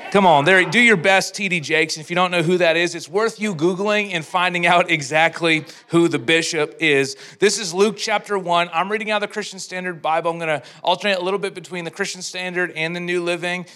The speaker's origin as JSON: {"language": "English", "town": "Edmonton", "region": "Alberta", "country": "Canada", "said": "I'm from Edmonton"}